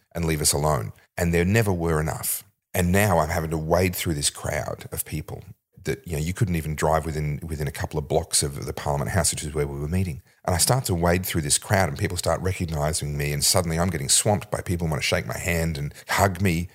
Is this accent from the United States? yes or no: no; Victoria, Australia; my home state